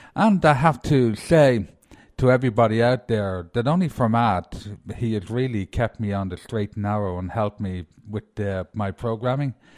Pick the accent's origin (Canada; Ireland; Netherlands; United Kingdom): Ireland; moved away; being Irish